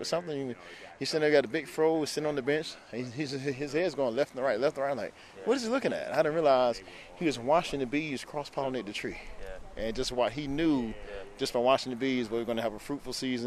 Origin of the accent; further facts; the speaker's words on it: South Florida, United States; now in Orlando, United States; I grew up in South Florida.